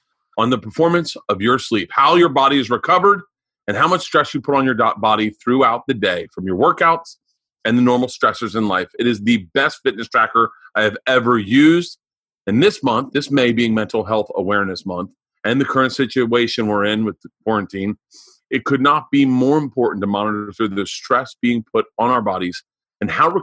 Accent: Florida, United States; we grew up in Florida

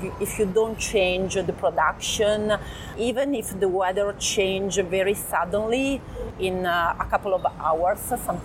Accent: Abruzzo, Italy; I'm a producer from Abruzzo

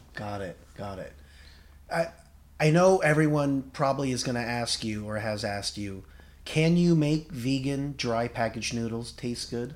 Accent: United States; I'm Korean American, and I, I'm a bad Korean.

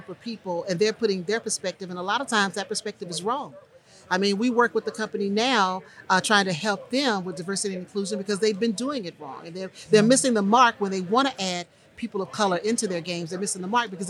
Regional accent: Houston, Texas, United States; moved away; we're from Houston originally

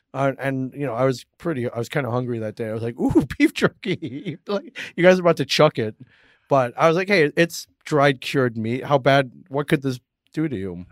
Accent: South Bend, Indiana, United States; I'm an eight-year-old, uh, Asian kid growing up in South Bend, Indiana

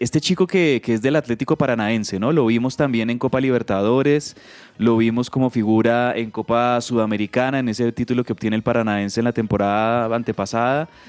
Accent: Colombia; somos colombianos

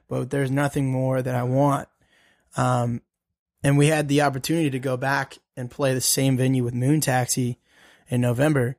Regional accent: Denver, Colorado, United States; also born or lived in Birmingham, Alabama; I'm originally from Birmingham, but we grew up in Colorado. Okay. Um, so we grew up in Denver

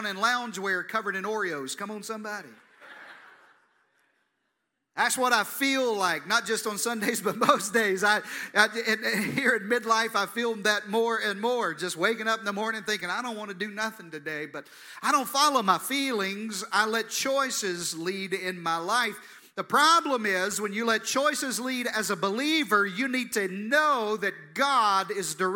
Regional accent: Eastern Arkansas, United States; accent: Jeff Foxworthy accent (Southern); I'm a kid from Eastern Arkansas, born and raised in the Deep South. That's where I get this Jeff Foxworthy accent from

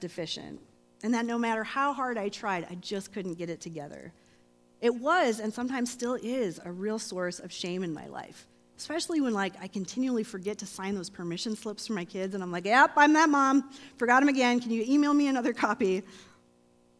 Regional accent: Grand Rapids, Michigan, United States; moved away; I'm not from here, I'm from Michigan

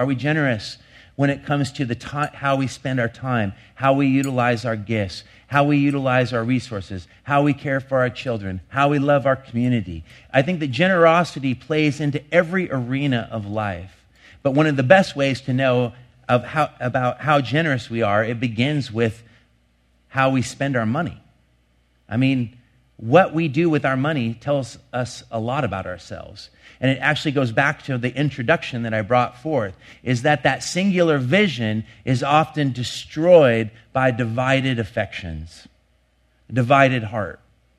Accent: Longview, Washington, United States; Last year in the town I grew up in Longview, three people died from exposure to cold weather.

